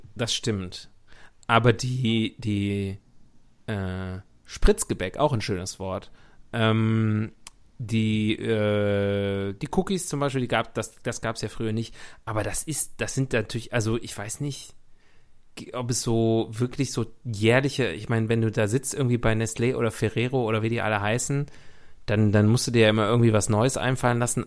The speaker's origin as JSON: {"language": "German", "town": "Leverkusen", "region": "North Rhine-Westphalia", "country": "Germany", "tie": "born or raised there", "moved": "yes", "lives_now": "Munich, Germany", "said": "meine Heimatstadt Leverkusen"}